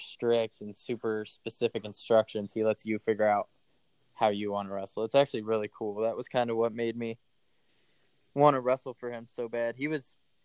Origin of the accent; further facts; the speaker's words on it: Kansas City, Missouri, United States; also born or lived in North Carolina; I'm from Kansas City, Missouri